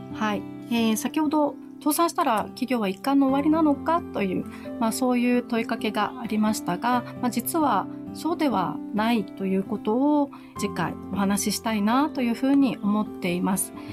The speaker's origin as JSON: {"language": "Japanese", "town": "Naha", "region": "Okinawa", "country": "Japan", "tie": "born or raised there", "moved": "as an adult", "said": "那覇市の出身"}